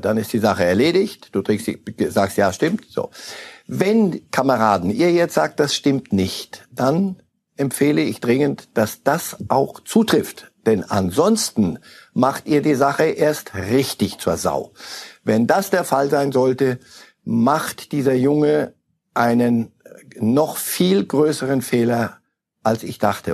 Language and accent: German; Zurich, Switzerland; wir als Zürcher